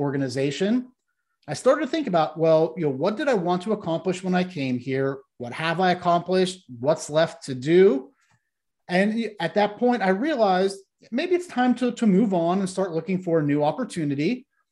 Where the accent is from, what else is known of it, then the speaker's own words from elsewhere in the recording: Ohio, United States; the area I grew up in in Ohio was once dominated by the steel and the auto industry